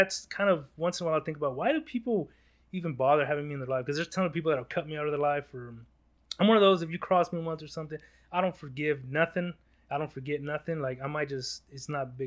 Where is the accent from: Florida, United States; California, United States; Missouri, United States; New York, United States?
California, United States; Los Angeles; I was born in Los Angeles, South Central LA. That was where I was born. And we moved a couple blocks away